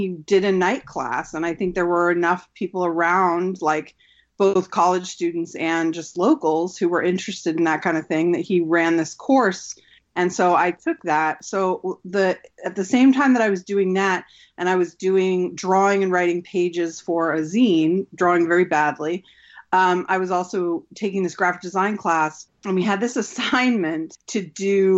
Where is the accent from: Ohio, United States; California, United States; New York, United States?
California, United States; moved away; also born or lived in Utah / Arizona; I'm from originally California. At the time that I went to college, I was living in Utah.